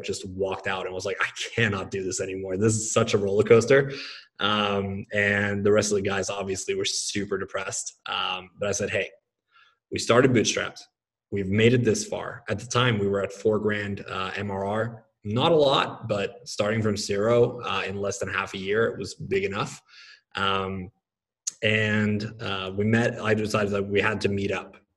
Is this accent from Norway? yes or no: yes; Norway; moved away as an adult; also born or lived in Oklahoma; I grew up in Norway, lived there until I was 20. Then I moved to Oklahoma for college